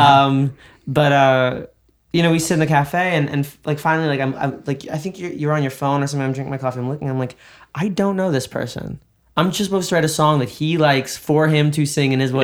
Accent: New York, United States; now in Los Angeles, United States; I'm a New Yorker

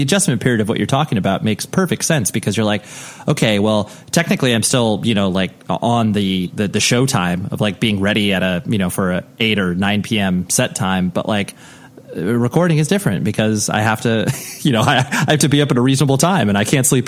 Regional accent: Ventura, California, United States; So being born and raised in Ventura, I'm very familiar with Ventura and that whole area.

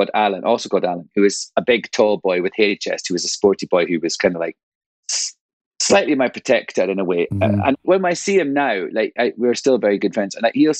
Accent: Angus, Scotland, United Kingdom; also born or lived in London; now in United States; I grew up on the East Coast in an area called Angus. It's the county of Angus. It's sort of Dundee is the nearest big town, city, I suppose. And I grew up on a country estate. So my dad was a forester.

